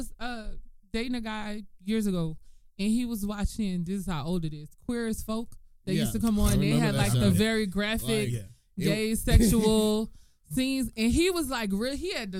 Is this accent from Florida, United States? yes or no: no; New Orleans, Louisiana, United States; I'm from New Orleans.